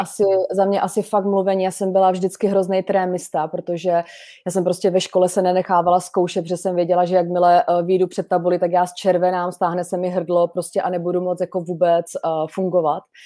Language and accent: Czech; Šumperk, Olomouc Region, Czechia; jsem fakt chtěla být z toho šumperka, kde jsem se narodila